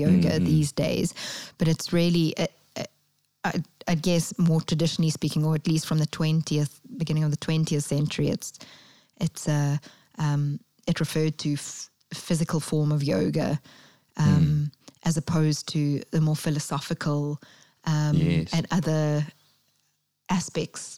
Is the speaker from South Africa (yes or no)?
yes; Durban, KwaZulu-Natal, South Africa; moved away as an adult; also born or lived in London; I went back to my hometown of Durban